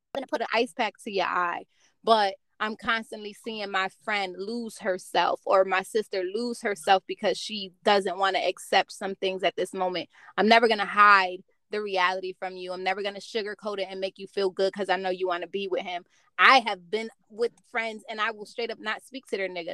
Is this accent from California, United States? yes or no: no; New Jersey, United States; Jersey boy. That's where I'm from too